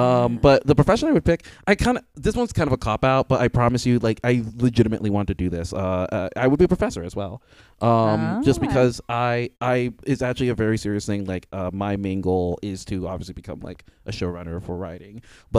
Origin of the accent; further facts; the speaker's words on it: Indiana, United States; Like, I'm from Indiana. Like, I like nature on certain levels.